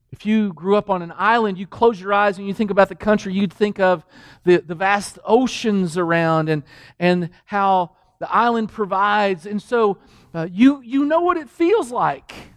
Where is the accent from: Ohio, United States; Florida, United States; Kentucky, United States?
Kentucky, United States; Danville; moved away; also born or lived in New Mexico; I grew up in Kentucky.